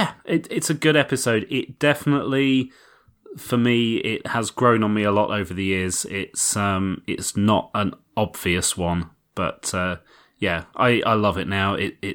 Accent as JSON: {"language": "English", "country": "United Kingdom", "said": "I am British."}